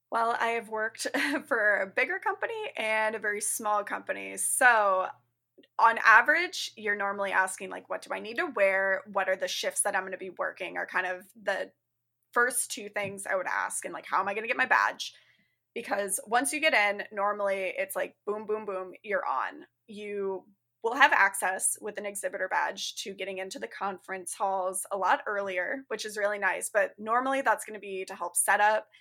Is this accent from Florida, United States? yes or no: no; Arizona, United States; now in Chicago suburbs, United States; I'm currently living in the Chicago suburbs. I'm originally from Arizona.